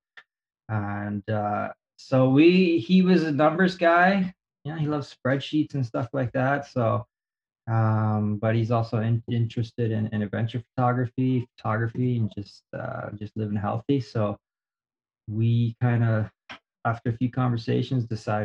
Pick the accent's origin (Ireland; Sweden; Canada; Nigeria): Canada; moved away as an adult; also born or lived in Whistler, British Columbia / Toronto; now in Japan; I'm a Canadian who's living in Japan